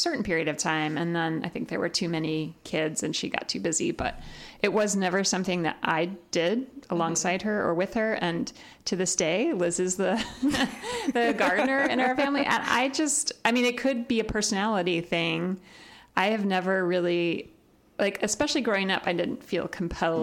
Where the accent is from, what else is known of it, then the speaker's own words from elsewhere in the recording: Decatur, Illinois, United States; moved away; I grew up in Decatur, Illinois